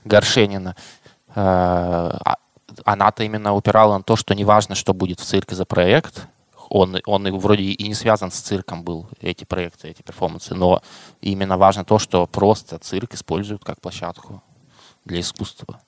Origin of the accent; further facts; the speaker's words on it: Krasnoyarsk, Krasnoyarsk Krai, Russia; я как красноярец